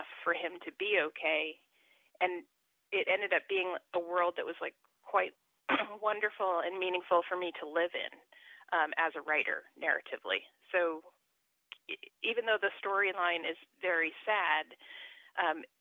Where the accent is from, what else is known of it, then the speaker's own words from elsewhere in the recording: New Jersey, United States; I'm from New Jersey